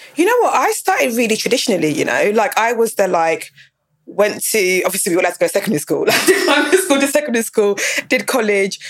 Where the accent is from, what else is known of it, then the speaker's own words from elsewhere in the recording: Dagenham, London, United Kingdom; I grew up in Dagenham. I was in second school in Dagenham